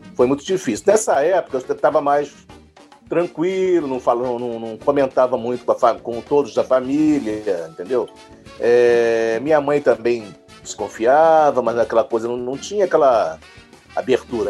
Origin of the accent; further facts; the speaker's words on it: Rio de Janeiro, Brazil; now in São Paulo, Brazil; Sou carioca, mas estou aqui em São Paulo já há 15 anos